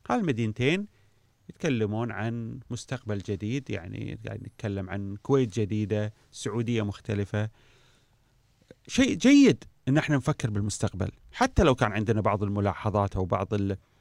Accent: Kuwait; احنا في الكويت

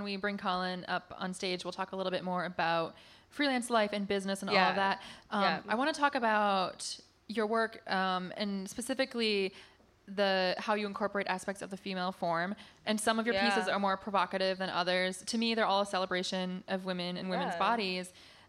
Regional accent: Michigan, United States; No, I'm not a hater. I'm from Michigan.

